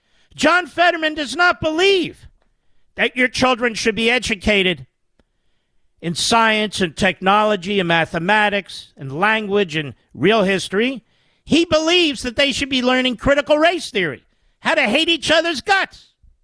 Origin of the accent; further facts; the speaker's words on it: Pennsylvania, United States; I'm from Pennsylvania.